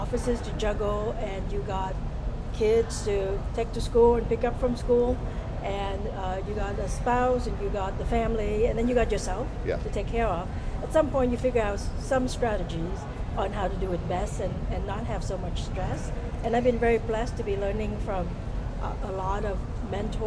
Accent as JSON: {"language": "English", "country": "Vietnam", "also_born_or_lived": "Southern California", "moved": "yes", "lives_now": "United States", "said": "I'm originally from Vietnam. I came here as a refugee, so I came back in 1981"}